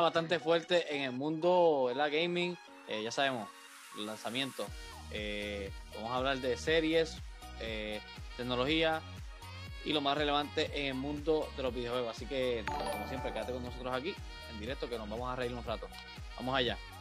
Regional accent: Puerto Rico; yo, soy, de, de Puerto Rico, la mayoría aquí somos de Puerto Rico

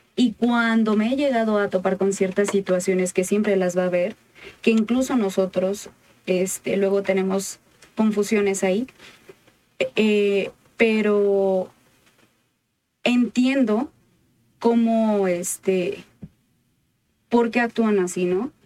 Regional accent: Michoacán, Mexico; allá de donde soy, por Michoacán

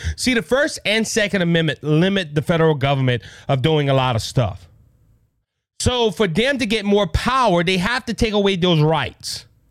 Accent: United States; as American citizens

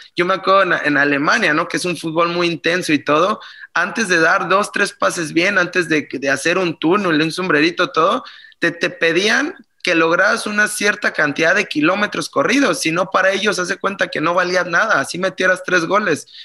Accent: Mexico; moved away as an adult; also born or lived in Germany; empecé a mis 23 años cuando salí de México

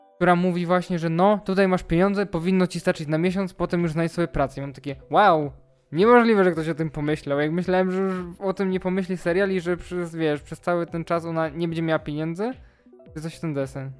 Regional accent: Poland; Ja też w sumie pochodzę ze wsi

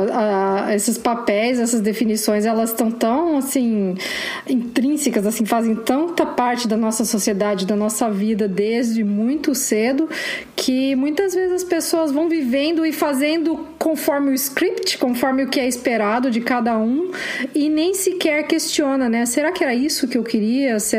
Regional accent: Curitiba, Paraná, Brazil; eu nasci em Curitiba, né? Capital do Paraná.

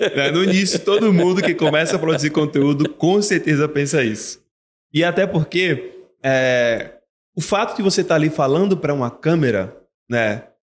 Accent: Feira de Santana, Bahia, Brazil; Eu sou de Feira de Santana, na Bahia.

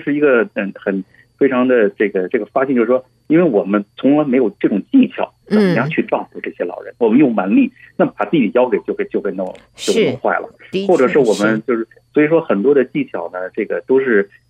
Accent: China; 我们尤其我们中国人啊，儿女照顾父母是天经地义，对吧？

